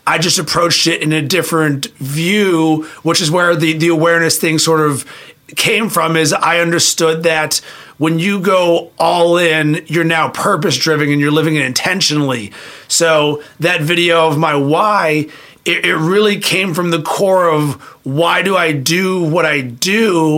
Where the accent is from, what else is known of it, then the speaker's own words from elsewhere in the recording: Pittsburgh, Pennsylvania, United States; In Pittsburgh, Pennsylvania.